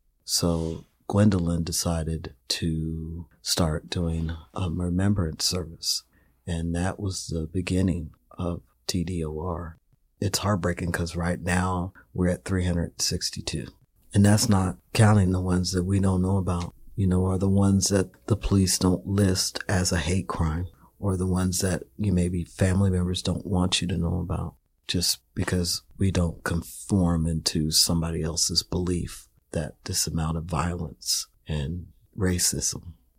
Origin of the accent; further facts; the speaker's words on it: Missouri, United States; now in Nevada City, United States; I'm originally from the Midwest, Missouri. I've been in California about 7 years now.